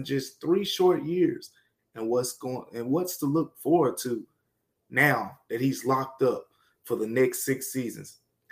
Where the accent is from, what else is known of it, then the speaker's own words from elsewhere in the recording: Memphis, Tennessee, United States; I'm born and raised in Memphis, of course, as well. Raised here, grew up here